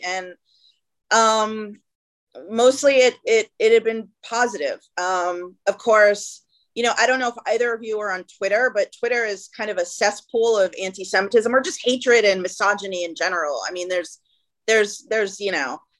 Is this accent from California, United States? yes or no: no; Boston, Massachusetts, United States; moved away as an adult; also born or lived in Ithaca, New York / Jerusalem, Israel; now in Los Angeles, United States; I grew up in Boston, Massachusetts, and uh, outside of Boston